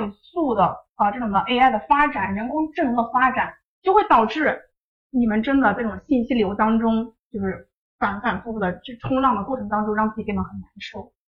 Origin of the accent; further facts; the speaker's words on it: North China, China; 就像以前可能我家里面人嘛，就觉得因为我们是北方人，所以就是啊，我觉得女孩子你就应该去多做些家务啊。